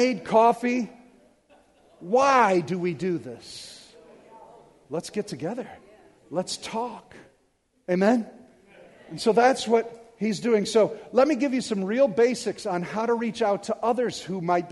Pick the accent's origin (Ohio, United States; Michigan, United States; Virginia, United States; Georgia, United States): Michigan, United States; Detroit; I'm from Detroit